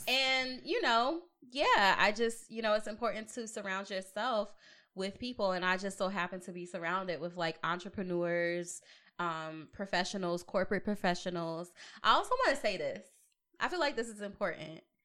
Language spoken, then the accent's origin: English; Long Beach, California, United States; also born or lived in Atlanta; now in Portland, United States; I'm from Long Beach